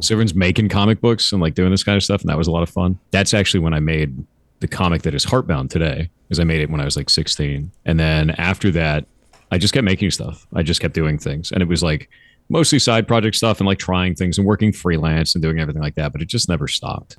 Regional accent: Southern California, United States; also born or lived in Costa Mesa / Tustin / Orange County; I grew up in Southern California

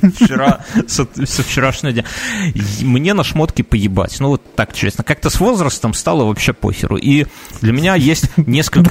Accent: Belarus

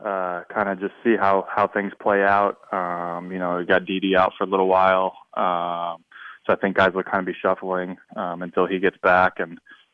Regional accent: California, United States; born there; also born or lived in Las Vegas / Wisconsin / Michigan; Yeah, I was born in California, lived there for a little while, moved around.

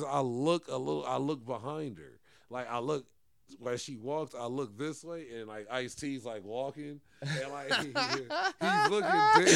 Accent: Los Angeles, California, United States; growing up in West

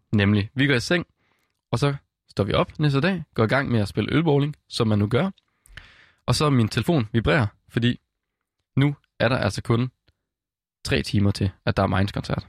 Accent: West Jutland, Central Denmark Region, Denmark; jeg kommer fra Vestjylland af

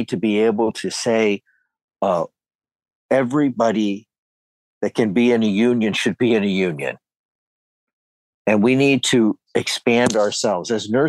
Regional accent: Canton, Ohio, United States; I'm originally from Canton, Ohio.

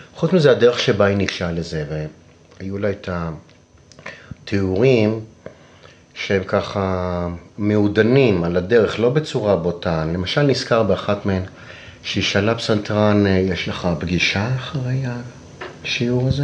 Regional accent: Israel; also born or lived in Rome; אני ישראלי שבילה די הרבה בחו"ל

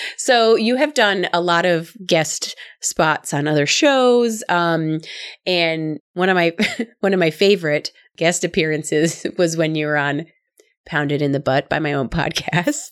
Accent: Midwest, United States; I'm from the Midwest. I'm sure people can tell from my accent

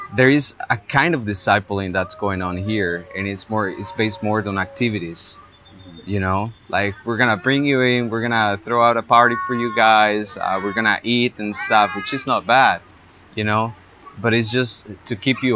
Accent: Heredia, Costa Rica; I went all throughout Heredia, which is my hometown, looking for churches

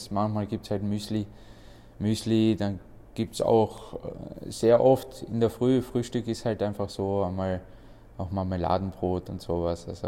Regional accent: Austria; Äh ja, meine Familie kommt aus Bosnien. Ich bin hier komplett aufgewachsen in Österreich. Ich habe auch selber die österreichische Mentalität.

